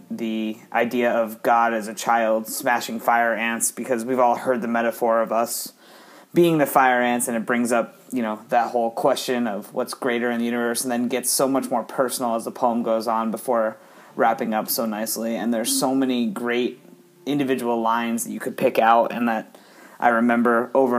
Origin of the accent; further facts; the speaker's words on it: Columbus, Ohio, United States; I am from Columbus, Ohio